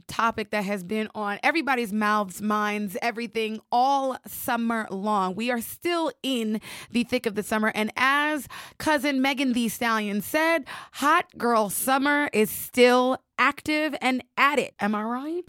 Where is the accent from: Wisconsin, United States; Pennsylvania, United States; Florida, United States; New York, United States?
New York, United States; also born or lived in Georgia; I am a New York girl with a splash of Georgia peach